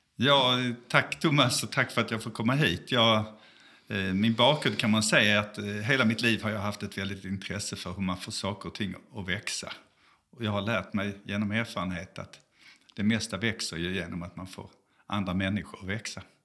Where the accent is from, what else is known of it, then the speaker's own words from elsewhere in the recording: Malmö, Skåne, Sweden; moved away as an adult; also born or lived in South Africa; now in Gothenburg, Sweden; är född i Malmö